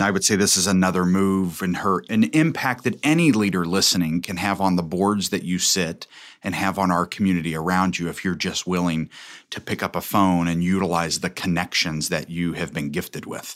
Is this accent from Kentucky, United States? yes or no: yes; Covington, Kentucky, United States; I was born and raised in Covington